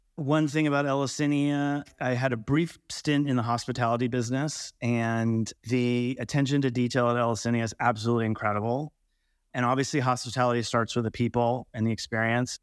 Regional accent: California, United States; also born or lived in Colorado; now in Montana, United States; I grew up in California

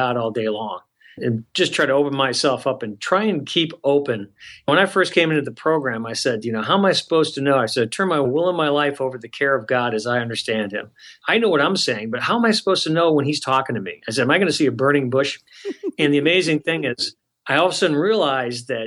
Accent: a suburb of Detroit, Michigan, United States; I grew up in Michigan, a suburb of Detroit

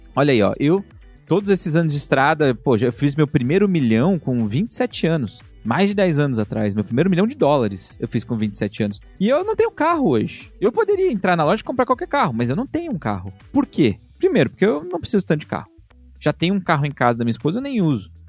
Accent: São Paulo, Brazil; eu lembro quando eu era criança, em São Miguel Paulista, sou da Zona Leste de São Paulo

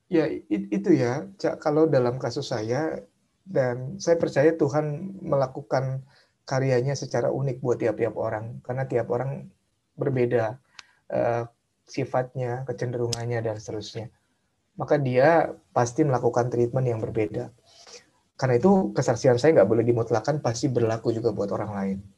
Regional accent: Jakarta, Indonesia; saya orang Tionghoa tinggal di daerah Tanjung Priuk, Jakarta dan sering jadi sasaran bully macam-macam lah

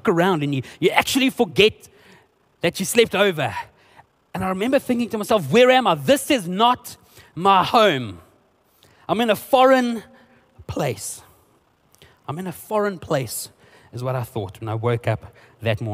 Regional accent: South Africa; first language Afrikaans; English is a second language; I'm actually Afrikaans, and my cousin and I were speaking Afrikaans to one another

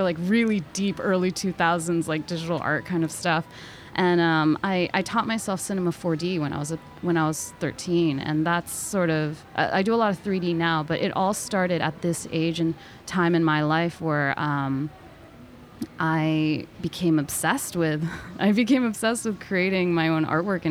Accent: Connecticut, United States; moved away as an adult; now in New York City, United States; I was born in New York City, but I grew up in Connecticut, both, you know, all the way up to high school

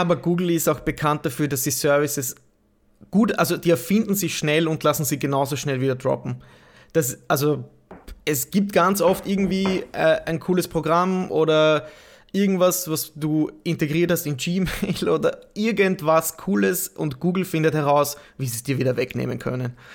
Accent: Austria; als Österreicher

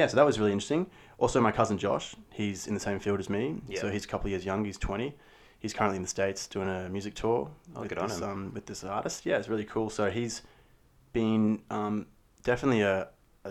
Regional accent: Brisbane, Queensland, Australia; did a lot of theatre growing up in Brisbane Junior Theatre and drama

